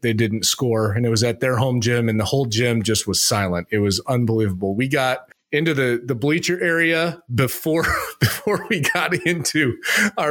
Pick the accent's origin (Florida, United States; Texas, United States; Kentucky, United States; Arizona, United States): Arizona, United States; growing up in Arizona